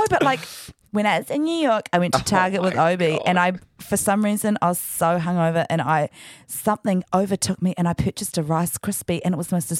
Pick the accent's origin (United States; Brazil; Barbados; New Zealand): New Zealand; Paraparaumu, Wellington; born or raised there; also born or lived in Sydney; now in Auckland, New Zealand